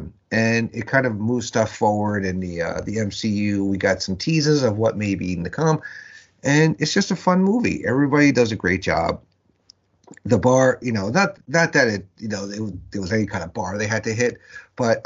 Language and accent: English; New York, United States; growing up in New York, ECW was on MSG